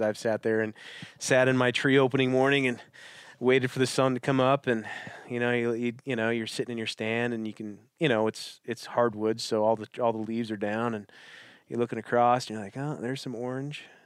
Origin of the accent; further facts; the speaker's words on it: Wisconsin, United States; I'm from Wisconsin